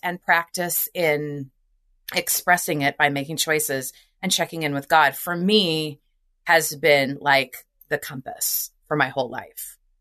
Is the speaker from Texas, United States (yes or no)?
no; Nebraska, United States; I grew up in Nebraska